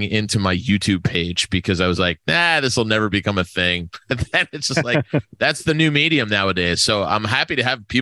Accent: near Giants Stadium, New Jersey, United States; growing up near Giant Stadium

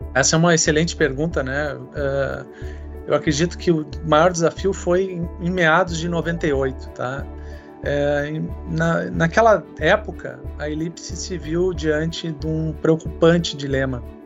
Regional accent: Rio Grande do Sul, Brazil; also born or lived in Porto Alegre; eu sou gaúcho, tenho 49 anos

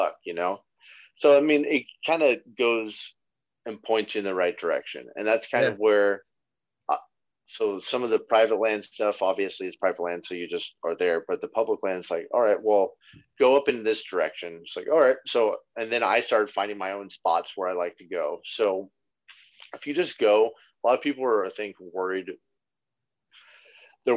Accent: California, United States; I'm from California.

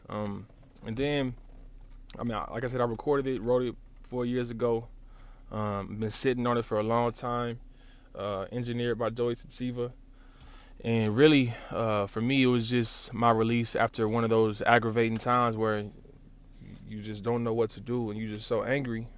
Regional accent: Lawton, Oklahoma, United States; I'm from Lawton

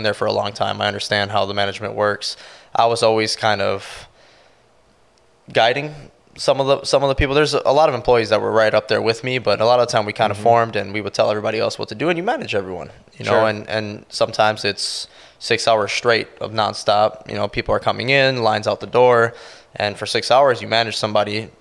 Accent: Milwaukee, Wisconsin, United States; moved away as an adult; now in Sarasota, United States; I was born and raised in Milwaukee, around the Milwaukee, Wisconsin area

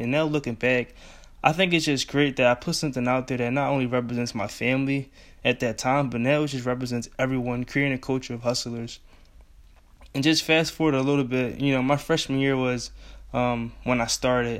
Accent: Philadelphia, Pennsylvania, United States; I'm from Philly

